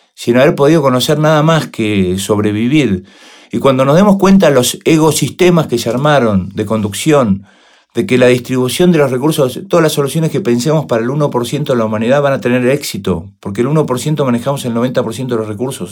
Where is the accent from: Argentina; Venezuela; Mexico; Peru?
Argentina; somos los argentinos